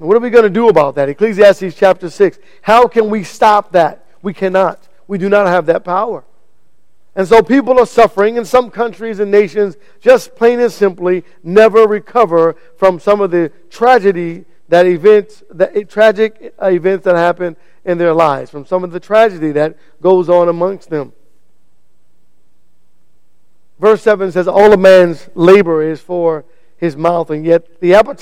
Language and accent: English; United States; I was born right here in America